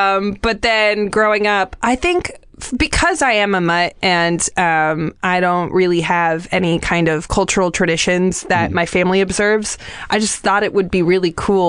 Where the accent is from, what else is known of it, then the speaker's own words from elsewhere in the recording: the Valley, California, United States; I grew up in the Valley, and I grew up in a neighborhood that was predominantly Jewish, and it wasn't until I was older did I learn that the neighborhood was nicknamed Little Jerusalem.